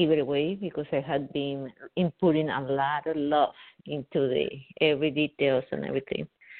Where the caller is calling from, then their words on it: New York, United States; I'm calling from New York.